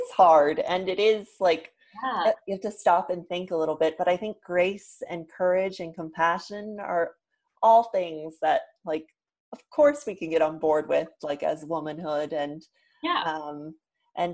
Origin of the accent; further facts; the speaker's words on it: San Diego, California, United States; now in New York, United States; I'm a New Yorker. I grew up in San Diego, but I live in New York right now